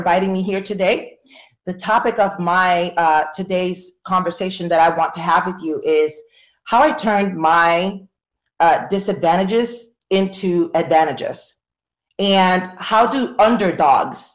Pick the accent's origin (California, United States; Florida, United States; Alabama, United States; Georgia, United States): Florida, United States; I'm from Florida.